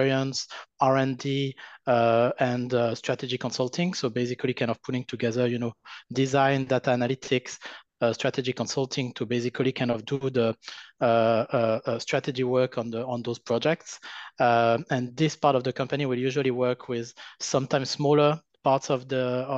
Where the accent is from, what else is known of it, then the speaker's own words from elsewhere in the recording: France; accent: French; English is a second language; now in United States; my terrible French accent